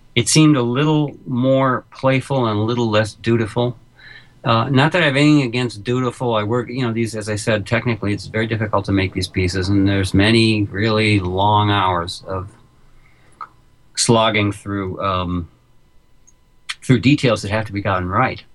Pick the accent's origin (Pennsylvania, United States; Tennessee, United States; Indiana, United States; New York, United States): New York, United States; New York City; I'm a New Yorker